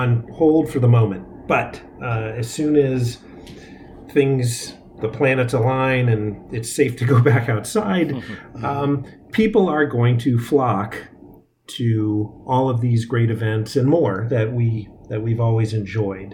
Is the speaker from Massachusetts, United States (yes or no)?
yes; Massachusetts, United States; also born or lived in South End, Boston / South Boston; I'm from Massachusetts originally